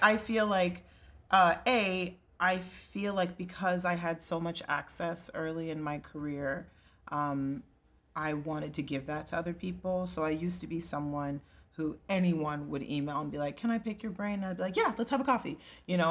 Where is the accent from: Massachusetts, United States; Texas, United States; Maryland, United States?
Texas, United States; Plano; I'm Nigerian, and even though I was raised in Texas